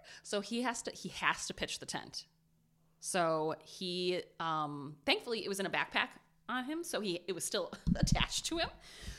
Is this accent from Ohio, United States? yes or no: yes; Ohio, United States; But I'm from Ohio.